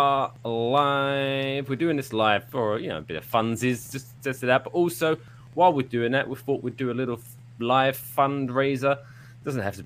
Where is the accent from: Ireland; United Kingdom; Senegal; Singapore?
United Kingdom; England; now in Jersey City, United States; I'm English